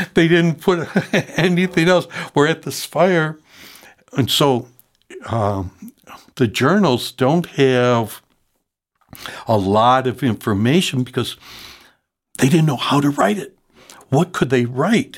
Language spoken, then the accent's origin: English; Chicago, Illinois, United States; I grew up in Logan Square at, uh, Parish Saint Sylvester's